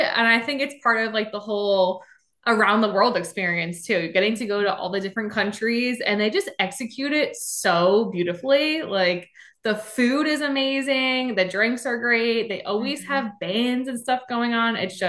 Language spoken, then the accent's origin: English; New Jersey, United States; moved away as an adult; now in Florida, United States; I'm originally from New Jersey. That's how I know Lauren. But I moved to Florida in 2019.